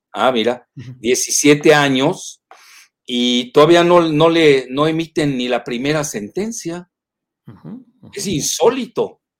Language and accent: Spanish; Yucatán, Mexico; los chantajes a los que somos adictos los yucatecos